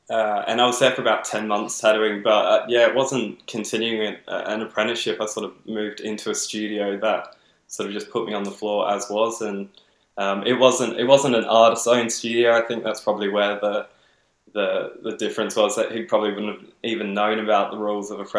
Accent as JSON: {"language": "English", "town": "Adelaide", "region": "South Australia", "country": "Australia", "moved": "as an adult", "said": "Uh, I'm from Adelaide originally, um, and so I moved over here about mm, two to three years ago, probably closer to three years."}